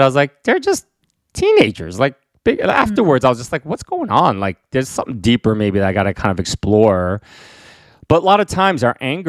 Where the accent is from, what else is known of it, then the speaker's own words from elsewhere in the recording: Northern New Jersey, United States; also born or lived in Queens, New York; myself, that grew up in Northern New Jersey